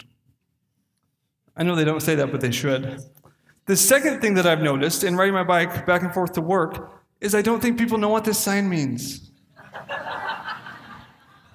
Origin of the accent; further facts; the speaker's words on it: Castle Rock, Washington, United States; the end of the street I grew up on in Castle Rock, Washington, where 2,000 people live